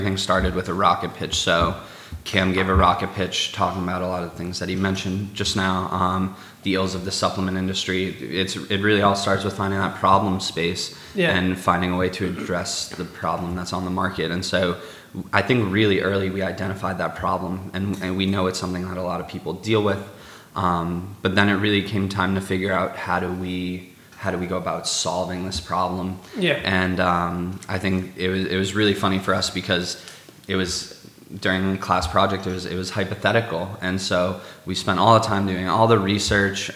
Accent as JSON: {"language": "English", "area": "Cape Cod", "region": "Massachusetts", "country": "United States", "tie": "born or raised there", "said": "So I grew up on Cape Cod"}